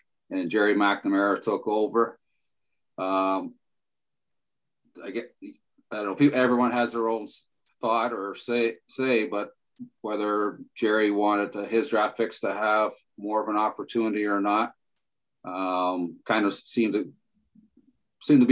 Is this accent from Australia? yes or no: no; Toronto, Ontario, Canada; I grew up in Toronto, was always a Leaf fan